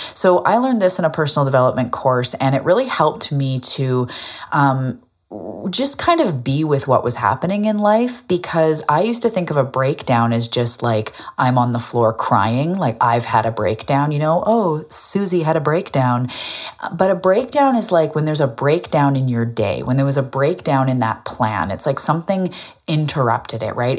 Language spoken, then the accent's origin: English; Vancouver Island, west coast of Canada, British Columbia, Canada; I'm also a Canadian from the west coast of Canada on an island called Vancouver